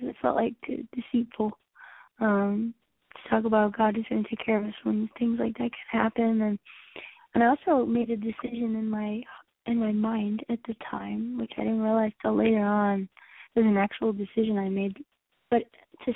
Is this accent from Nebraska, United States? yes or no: no; Texas, United States; I grew up in Texas